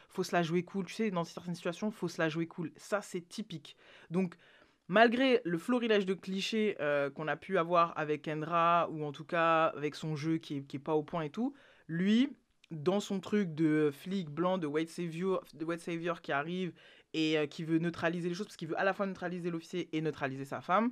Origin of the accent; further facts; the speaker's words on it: France; qu'on est français